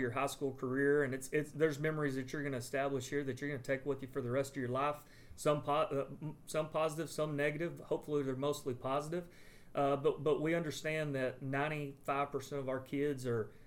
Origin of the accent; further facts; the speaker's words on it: Comanche, Texas, United States; moved away as an adult; also born or lived in Wellington, Texas / Falls City, Texas / Merkel, Texas / Stamford, Texas; now in Brady, United States; I'm originally from Commanche, Texas